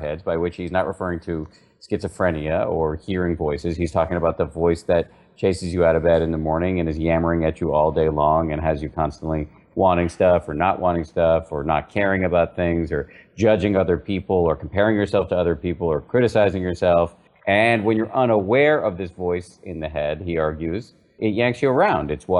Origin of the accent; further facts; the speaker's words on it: Massachusetts, United States; I was raised in the People's Republic of Massachusetts by two very, very skeptical secular scientists